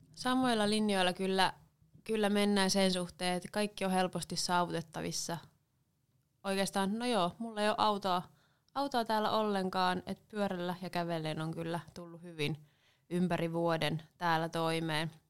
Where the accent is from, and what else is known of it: Seinäjoki, South Ostrobothnia, Finland; born or raised there; moved away as an adult; also born or lived in Helsinki; now in Savonlinna, Finland